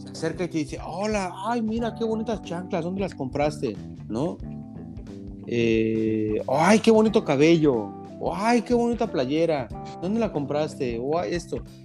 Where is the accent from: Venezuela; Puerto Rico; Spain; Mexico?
Mexico; moved away; soy de México